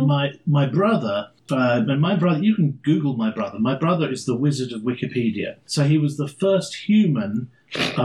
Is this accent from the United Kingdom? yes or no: yes; London, United Kingdom; moved away as an adult; now in Wisconsin Rapids, United States; I come from London, which is one of the biggest cities in the world